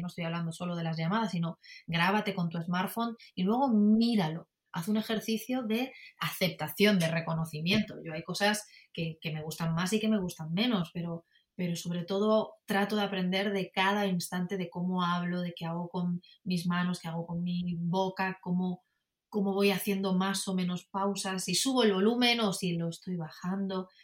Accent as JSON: {"language": "Spanish", "town": "Madrid", "region": "Community of Madrid", "country": "Spain", "said": "yo soy madrileña, soy española"}